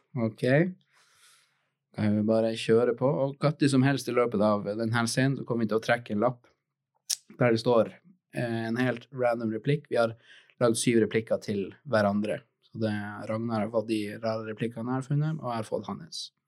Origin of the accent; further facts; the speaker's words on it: Tromsø, Troms, Norway; jeg kommer fra Tromsø